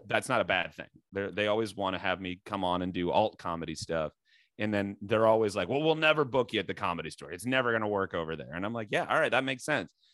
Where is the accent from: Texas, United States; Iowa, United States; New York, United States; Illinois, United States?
Iowa, United States; moved away as an adult; also born or lived in New Jersey / Boston / Los Angeles; now in Chicago, United States; growing up in Iowa